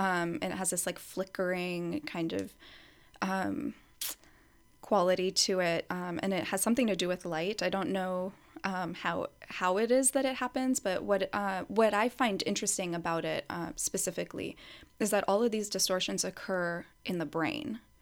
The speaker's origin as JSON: {"language": "English", "country": "United States", "tie": "born or raised there", "said": "I was born and raised in the U S"}